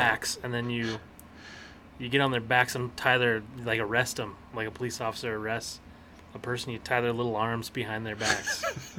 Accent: Utah, United States; Well, I grew up in Utah.

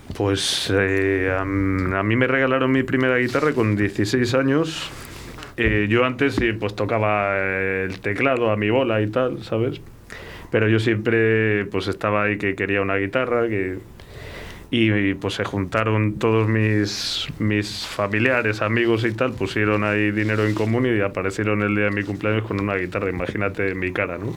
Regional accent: Castile and León, Spain; nosotros como castellanos

